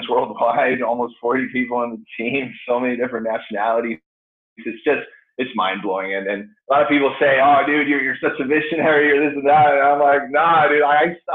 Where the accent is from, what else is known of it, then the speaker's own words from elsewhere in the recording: Chile; moved away as an adult; now in United States; I grew up in Chile. So came over here when I was 18, 19 years old